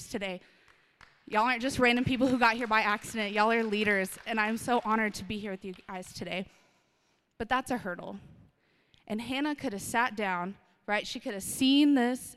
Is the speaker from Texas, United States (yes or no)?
yes; Austin, Texas, United States; moved away as an adult; now in Odessa, United States; I'm from Austin, Texas, one of the most best cities on the planet. I love it. It's my hometown.